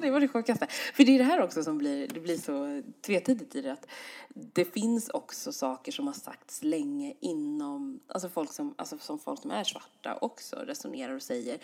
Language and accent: Swedish; Sweden; jag är ju svensk, så svensk som man kan bli